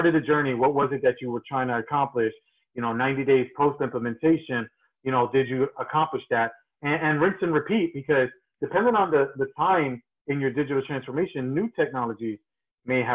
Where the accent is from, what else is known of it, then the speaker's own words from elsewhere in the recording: New Jersey, United States; I'm originally from New Jersey.